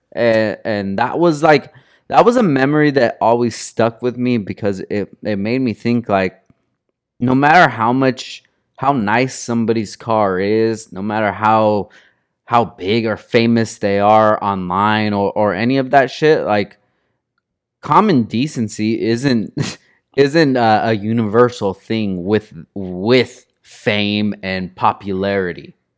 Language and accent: English; Oxnard, California, United States; I'm from Oxnard